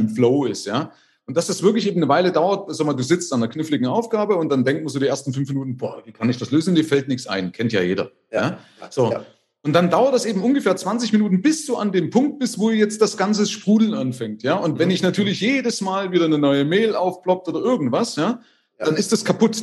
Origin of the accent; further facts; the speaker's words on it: East Germany, Germany; Aber also ich komme ja aus der DDR.